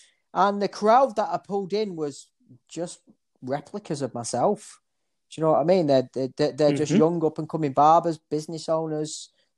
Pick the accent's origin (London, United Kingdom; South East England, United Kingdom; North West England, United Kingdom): North West England, United Kingdom; Oldham; And I'm a lad from Oldham, a chavvy lad from Oldham, you know, with my model that I'd done a fade on.